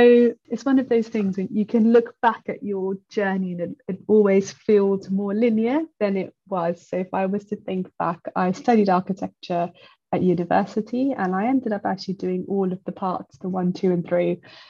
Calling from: London, United Kingdom; I am speaking from London.

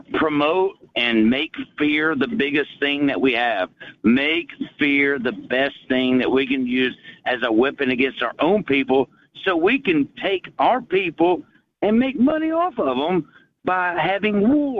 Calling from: Chattanooga, Tennessee, United States; from Chattanooga.

